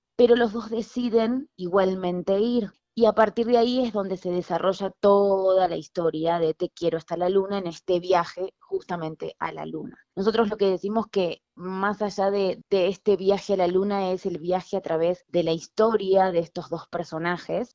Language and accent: Spanish; Argentina; moved away as an adult; now in Mexico; yo soy argentina y vivo hace 11 años en este país, en México